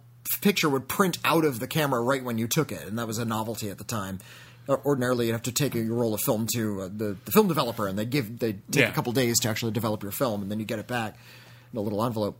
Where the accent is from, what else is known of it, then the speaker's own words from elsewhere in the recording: Zurich, Switzerland; I wanted to tell you how cinemas in my hometown of Zurich handle it.